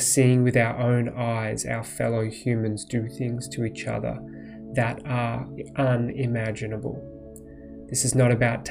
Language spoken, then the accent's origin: English; Australia; moved away as an adult; also born or lived in Poland / Bali / India / United States; I grew up in Australia, went to a private school and the University of Melbourne